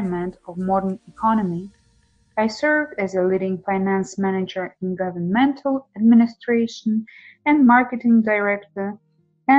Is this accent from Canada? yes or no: no; Ukraine; also born or lived in Saratov, Russia; I was born in Saratov, a beautiful city in Russia on the bank of the river Volga, but my parents decided to move to Ukraine soon after my birth